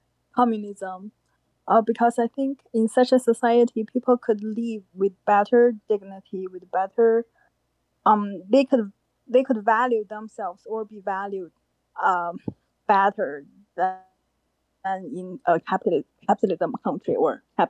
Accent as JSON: {"language": "English", "country": "China", "moved": "as an adult", "lives_now": "United States", "said": "I come from China. I came to the U.S. in 2016 as a student."}